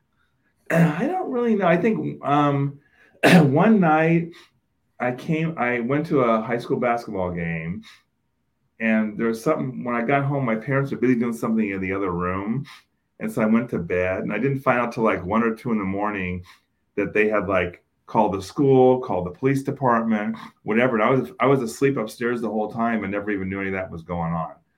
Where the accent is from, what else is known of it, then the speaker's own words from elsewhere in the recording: Oakland, California, United States; I grew up in Oakland, and for those of you that are familiar with Oakland, I grew up in East Oakland